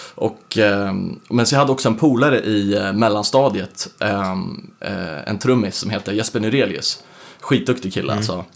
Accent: Södertälje, Stockholm County, Sweden; also born or lived in United States; född och uppvuxen då i Södertälje.

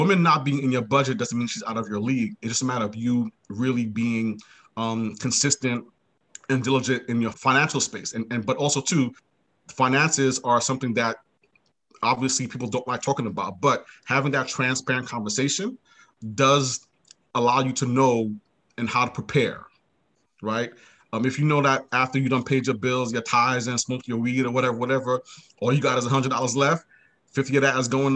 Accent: New York City, New York, United States; now in Maryland, United States; I'm from Brooklyn originally, currently live in Maryland

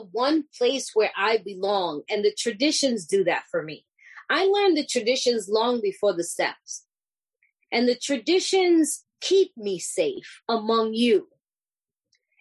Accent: New York City, New York, United States; I'm this Puerto Rican, you know, I'm from New York City

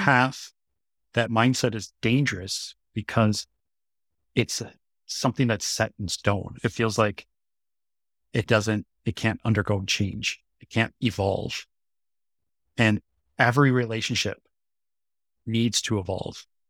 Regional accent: United States; now in Seoul, South Korea; as an American

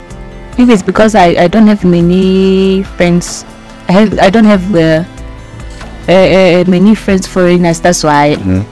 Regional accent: Soweto, Gauteng, South Africa; I'm from Soweto.

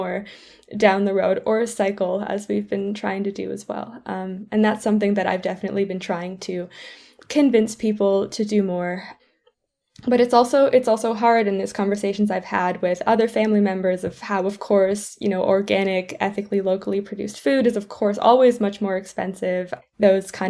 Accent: Canada; moved away as an adult; also born or lived in St Andrews, Scotland; I'm from Canada

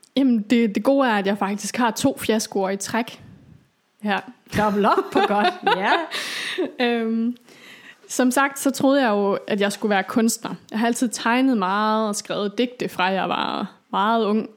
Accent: Aalborg, North Denmark Region, Denmark; also born or lived in Copenhagen; flyttede jo så hjem til Aalborg

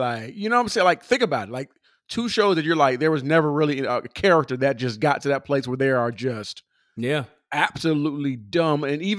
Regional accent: Philadelphia, Pennsylvania, United States; We're both from Philly.

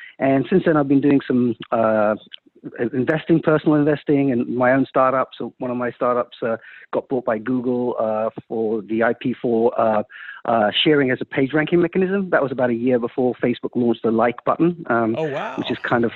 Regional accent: London, United Kingdom; moved away as an adult; also born or lived in India; now in Silicon Valley, United States; I was born in India, moved to London when I was three

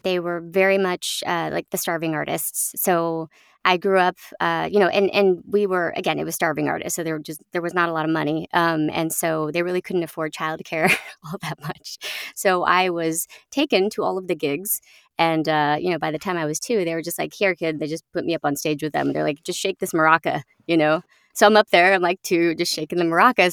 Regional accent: Oakland, California, United States; now in upstate New York, United States; I grew up in Oakland, California

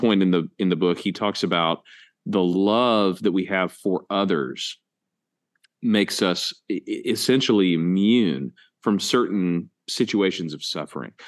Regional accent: United States; we as American evangelicals

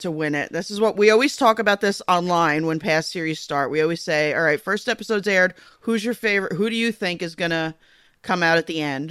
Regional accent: United States; also born or lived in Eastern U.S.; I'm American

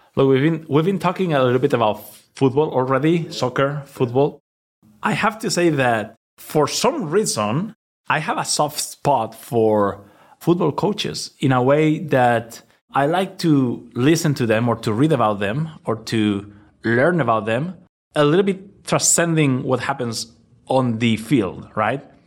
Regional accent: Valencia, Valencian Community, Spain; English is a second language; moved away as an adult; now in New York, United States; I was born in Valencia. I spent my childhood there.

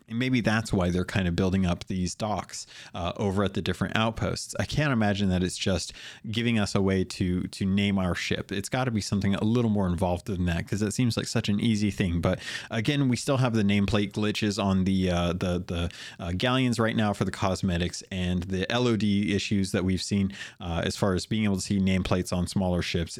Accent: United States; I'm an American.

